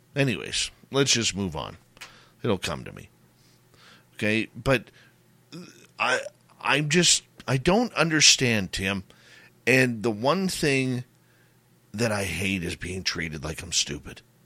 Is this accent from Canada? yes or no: yes; Abbotsford, British Columbia, Canada; the Abbotsford Air Show, my hometown.